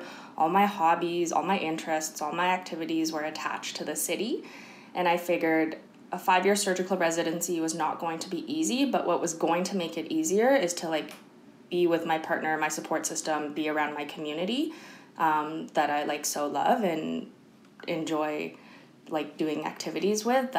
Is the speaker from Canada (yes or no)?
yes; Kelowna, British Columbia, Canada; moved away; So I'm originally from Kelowna and my parents and my sister are still in Kelowna and they're the only family I have in Canada. So I wanted to stay in BC.